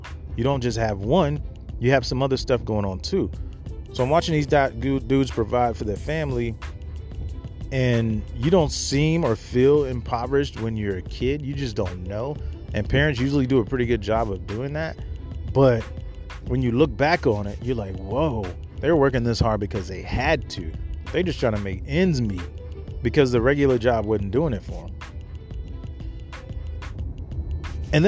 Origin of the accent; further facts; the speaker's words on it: Mississippi, United States; I grew up in Mississippi, deep south.